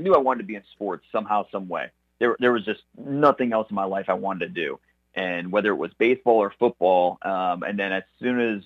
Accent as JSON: {"language": "English", "region": "Northeast Ohio", "country": "United States", "tie": "born or raised there", "said": "Growing up in Northeast Ohio"}